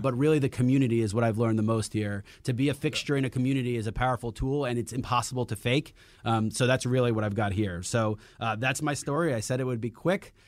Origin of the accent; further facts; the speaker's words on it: New York City, New York, United States; moved away as an adult; also born or lived in Las Vegas; I grew up in Queens